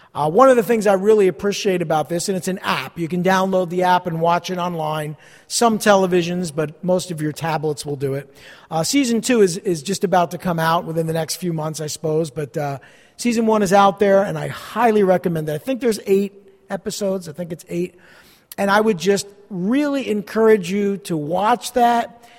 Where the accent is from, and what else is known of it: New Jersey, United States